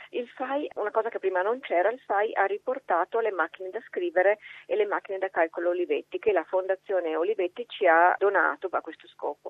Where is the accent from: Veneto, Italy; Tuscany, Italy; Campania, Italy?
Veneto, Italy; Venice; io sono veneziana